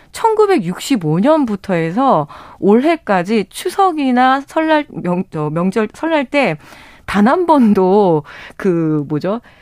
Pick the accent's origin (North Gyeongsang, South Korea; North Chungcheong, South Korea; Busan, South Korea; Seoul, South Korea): North Chungcheong, South Korea; Chungju; 저도 이제 충주 출신이니까